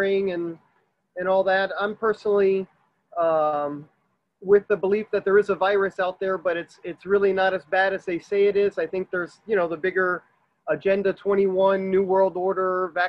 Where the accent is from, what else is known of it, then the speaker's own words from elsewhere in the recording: Miami, Florida, United States; I was born here in Miami.